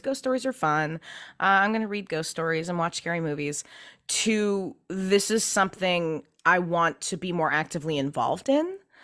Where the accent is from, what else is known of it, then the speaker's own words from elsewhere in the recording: Pacific Northwest, United States; I grew up in the Pacific Northwest